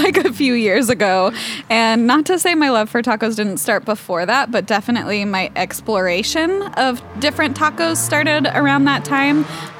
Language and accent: English; Branson, Missouri, United States; I'm from Branson.